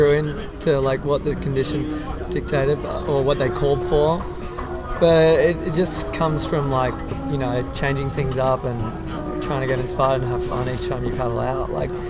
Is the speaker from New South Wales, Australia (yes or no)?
no; Noosa, Queensland, Australia; also born or lived in Darwin; I grew up in Noosa.